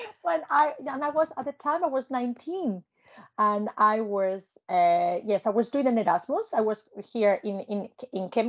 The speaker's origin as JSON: {"language": "English", "country": "Spain", "tie": "born or raised there", "second_language": "English", "moved": "yes", "said": "I started learning English because it was obviously part of my education in Spain, part of the curriculum"}